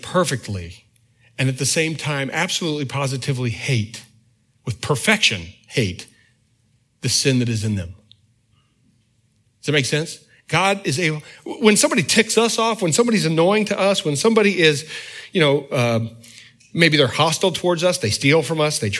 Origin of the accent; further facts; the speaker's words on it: the North, United States; moved away; I'm from the North